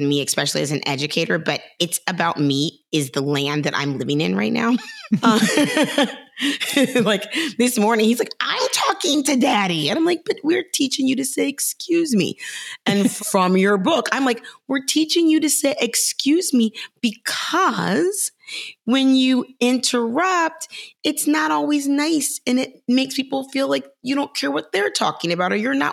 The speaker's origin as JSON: {"language": "English", "town": "Cincinnati", "region": "Ohio", "country": "United States", "tie": "born or raised there", "said": "Cincinnati, which is my hometown"}